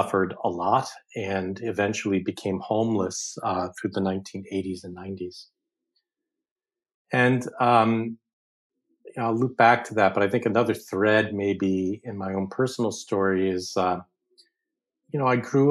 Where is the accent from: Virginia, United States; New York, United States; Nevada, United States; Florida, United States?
New York, United States; New York City; I grew up in Brooklyn, New York, with a working class poor family, Italian and Irish